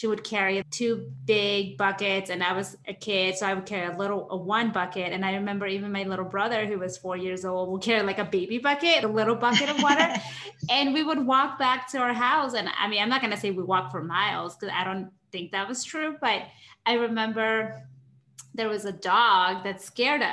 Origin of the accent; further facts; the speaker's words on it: Peru; moved away; growing up in Peru